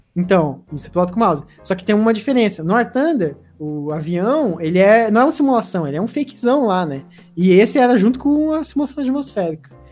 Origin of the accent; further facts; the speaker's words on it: interior of Paraná, Brazil; moved away as an adult; now in Curitiba, Brazil; eu não sou de Curitiba, eu sou do interior do Paraná.